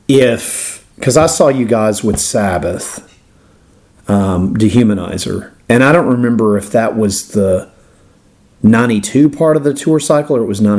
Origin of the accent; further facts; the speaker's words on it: the South, United States; accent: Southern; I just can't pronounce it with my stupid Southern accent.